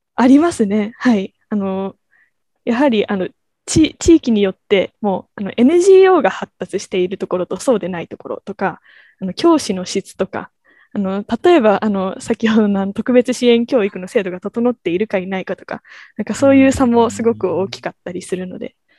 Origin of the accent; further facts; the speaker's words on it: Tokyo, Japan; 私が、えっと、東京から来たっていうと中国だと思われたり